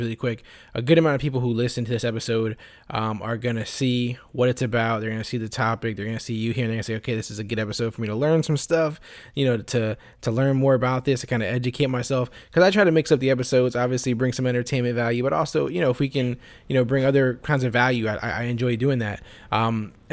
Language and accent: English; Florida, United States; I'm from Florida